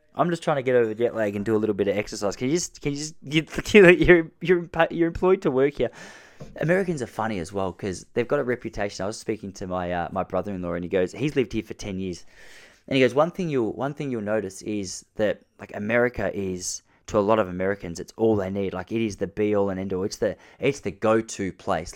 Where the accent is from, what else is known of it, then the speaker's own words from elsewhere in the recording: Point Lonsdale, Victoria, Australia; my hometown in Point Lonsdale in Victoria, Australia.